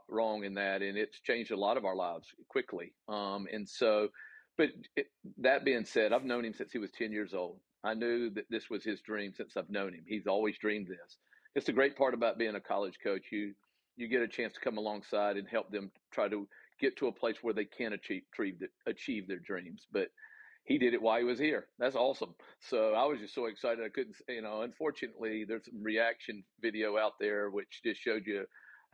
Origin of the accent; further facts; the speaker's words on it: the South, United States; accent: Southern; my Southern accent